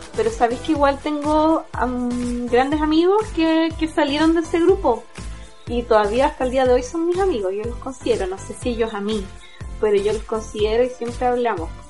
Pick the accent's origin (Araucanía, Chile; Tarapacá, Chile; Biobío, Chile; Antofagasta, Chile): Araucanía, Chile; Temuco; yo soy de Temuco